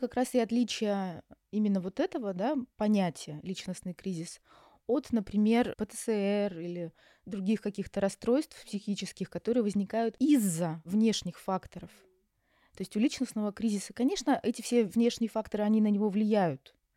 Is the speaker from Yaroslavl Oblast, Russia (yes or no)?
yes; Yaroslavl, Yaroslavl Oblast, Russia; moved away as an adult; also born or lived in Moscow; now in Istanbul, Turkey; я сама родом из Ярославля, закончила наш психфак, Ярославский